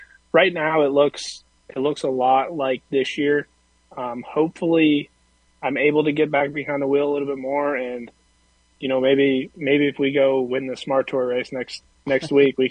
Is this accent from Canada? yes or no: yes; Grimsby, Ontario, Canada; now in Mooresville, United States; I'm from Grimsby, Ontario.